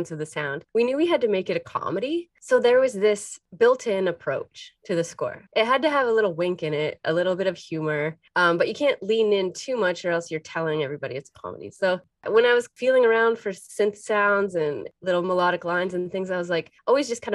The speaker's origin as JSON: {"language": "English", "town": "Windsor", "region": "Ontario", "country": "Canada", "said": "I'm from Windsor, and I spent a lot of time in Detroit"}